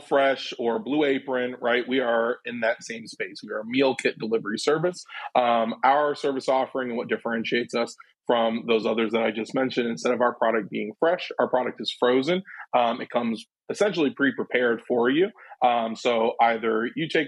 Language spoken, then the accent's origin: English; Ann Arbor, Michigan, United States; now in Chicago, United States; I'm originally from Ann Arbor, Michigan